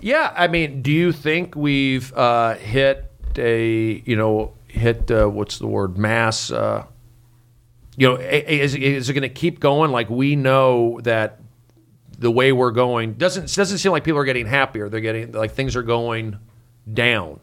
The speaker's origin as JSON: {"language": "English", "town": "Los Angeles", "region": "California", "country": "United States", "tie": "born or raised there", "also_born_or_lived": "Arizona", "said": "I grew up here in Los Angeles, in the Valley"}